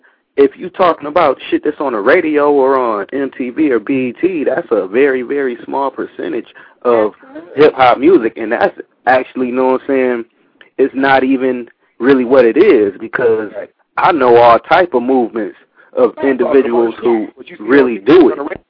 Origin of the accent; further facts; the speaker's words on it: Milwaukee, Wisconsin, United States; also born or lived in California; now in Japan; I'm from Milwaukee. I'm in Japan right now. I make music. I've been in California doing music for years.